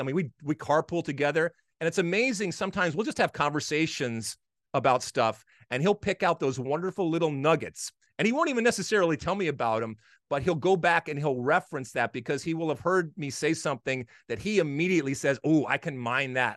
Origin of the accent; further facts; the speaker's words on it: Michigan, United States; I played a, a lot of hockey growing up in Michigan.